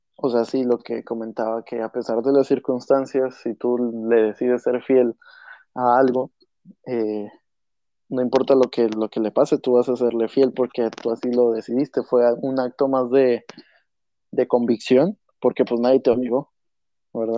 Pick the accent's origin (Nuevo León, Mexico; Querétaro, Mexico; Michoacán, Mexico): Nuevo León, Mexico; Monterrey; somos de Monterrey, donde aquí se vive eh, apasionadamente, pues todos los deportes